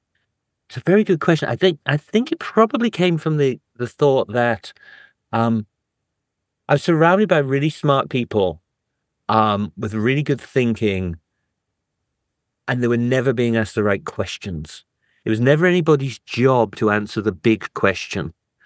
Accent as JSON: {"language": "English", "region": "North East England", "country": "United Kingdom", "tie": "born or raised there", "also_born_or_lived": "Germany / Africa", "said": "So I was born in Germany. We moved down to Africa when I was a kid. And then I was in the northeast of England."}